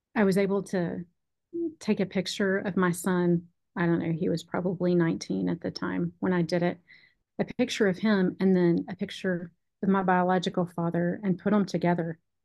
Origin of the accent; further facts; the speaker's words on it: Texas, United States; when I was growing up in Texas